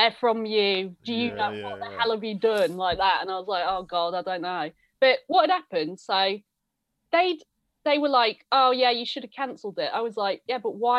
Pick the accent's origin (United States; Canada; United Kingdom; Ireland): United Kingdom; Louth, East Midlands; now in London, United Kingdom; I'm from Louth in Lincolnshire